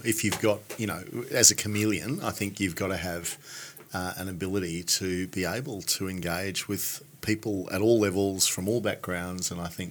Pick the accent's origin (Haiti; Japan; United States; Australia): Australia; as an Australian